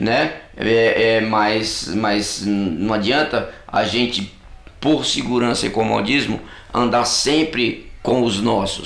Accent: Catolé do Rocha, Paraíba, Brazil; sertanejo como eu, só que eu sou de do Rocha

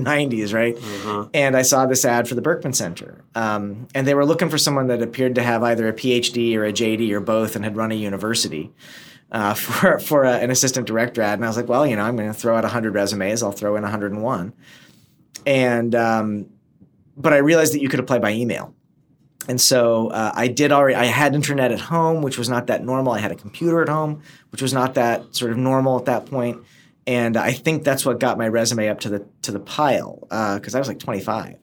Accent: East Tennessee, United States; moved away; also born or lived in upstate New York / Yugoslavia; I was born in upstate New York, and we moved to uh, the former Yugoslavia for a while, and then settled in East Tennessee, which is where I went, you know, from kindergarten all through high school

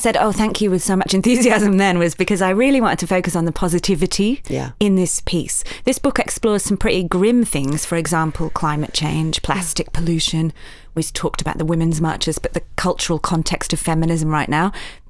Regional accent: Yorkshire and the Humber, United Kingdom; accent: Yorkshire; we said, let's not do this in a Yorkshire accent. It might be hard to listen to, but I come from Yorkshire in the north of England.

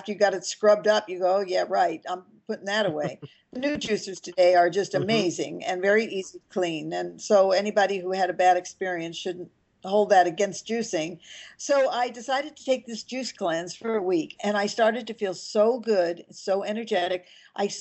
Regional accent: Los Angeles, California, United States; also born or lived in Mallorca, Spain; I was born in Hollywood, California

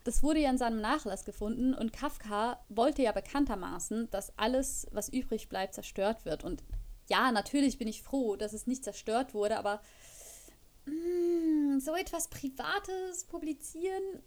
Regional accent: Switzerland; moved away as an adult; now in Germany

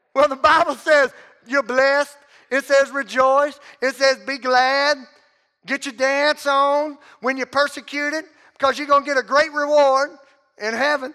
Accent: Southwest Louisiana, United States; I'm from Southwest Louisiana

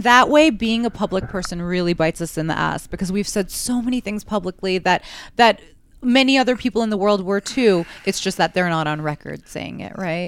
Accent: New York City, New York, United States; growing up in New York

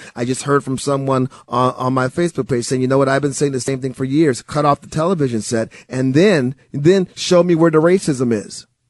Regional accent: Milwaukee, Wisconsin, United States; also born or lived in Chicago; I grew up in Milwaukee, Wisconsin

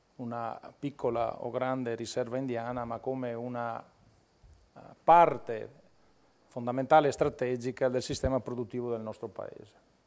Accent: Veneto, Italy; Io vengo dal Veneto

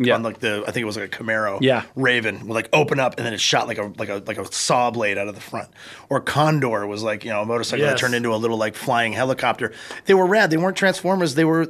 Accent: Canada; I'm the Canadian wild card in the group.

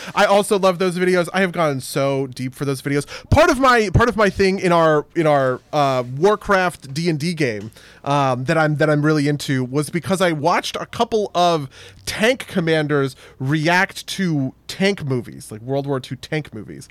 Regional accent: New Jersey, United States; accent: New Jersey; my New Jersey accent

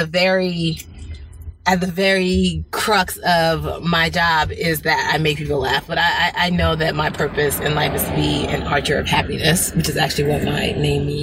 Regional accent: United States; also born or lived in Port Harcourt, Nigeria; we immigrated to America when I was 6 years old

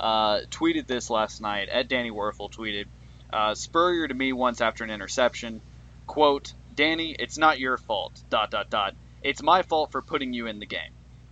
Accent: Orlando, Florida, United States; They really love my hometown of Orlando.

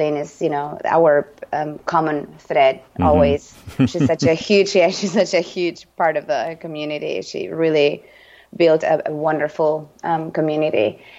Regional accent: Argentina; English is a second language; now in United States; Yeah, I'm always the foreign token, you know, because, you know, as you know, I'm from Argentina

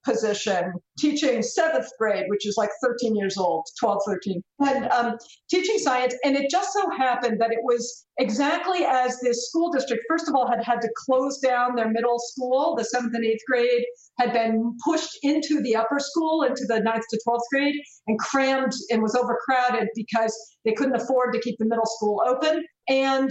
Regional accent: United States; as an American

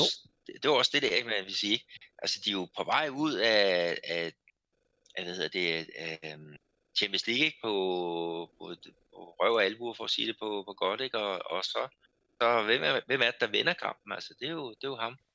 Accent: Denmark; now in Brazil

